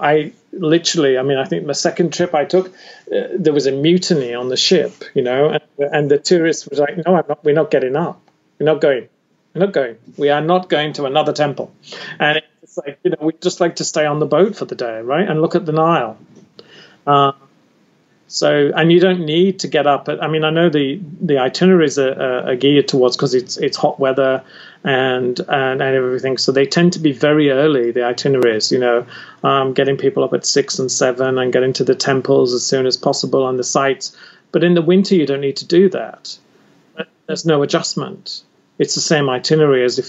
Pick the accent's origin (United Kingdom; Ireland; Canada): United Kingdom; I'm British